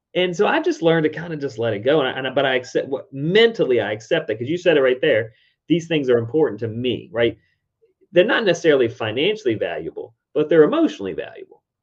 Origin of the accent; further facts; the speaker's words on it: Richmond, Virginia, United States; my hometown, Richmond, Virginia